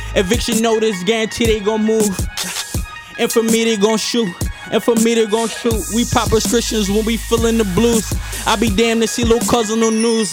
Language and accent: English; Philadelphia, Pennsylvania, United States; also born or lived in Williamsport, Pennsylvania; soon as I was born, my mom moved to Philly